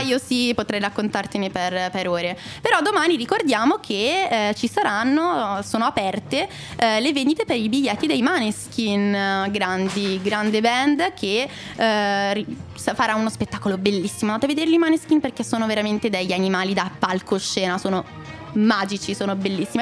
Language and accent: Italian; Monza, Lombardy, Italy; io sono di Monza